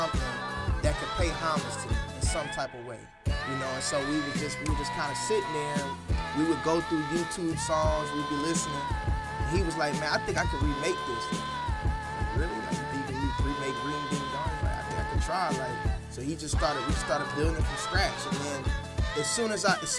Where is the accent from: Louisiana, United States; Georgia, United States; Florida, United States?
Georgia, United States; Atlanta; also born or lived in Decatur, Georgia; I grew up in Atlanta